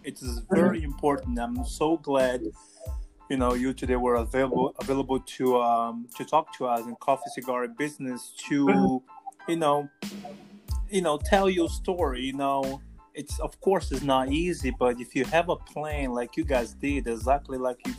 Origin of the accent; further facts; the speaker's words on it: Brazil; also born or lived in United States; now in Accra, Ghana; I'm originally from Brazil, you know, but I moved to America 15 years ago.